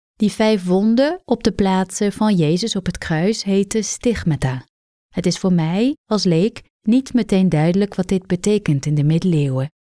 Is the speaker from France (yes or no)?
yes; France; moved away; uit Frankrijk, het land waar ik ben opgegroeid